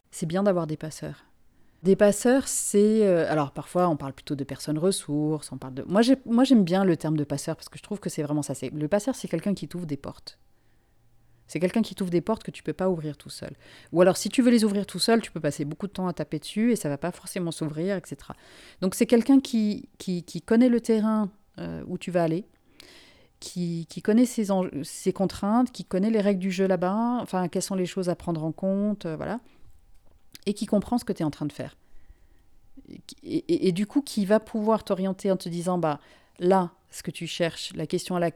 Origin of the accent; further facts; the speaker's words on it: Finland; also born or lived in Africa; now in France; moi, je suis une migrante moi-même. Euh, je ne suis pas française euh, d'origine. Je suis finlandaise. J'ai grandi en Afrique. Enfin, tout, tout, mon parcours personnel est fait de migration.